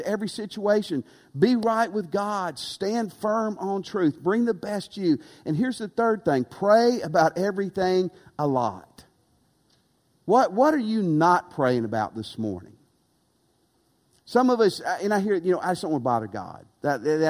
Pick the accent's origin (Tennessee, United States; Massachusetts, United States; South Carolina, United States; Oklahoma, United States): Tennessee, United States; moved away; also born or lived in West Texas / Louisiana; I grew up in Tennessee